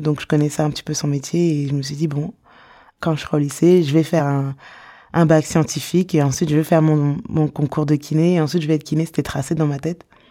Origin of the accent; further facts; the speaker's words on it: Sarcelles, Île-de-France, France; Je suis née à Sarcelles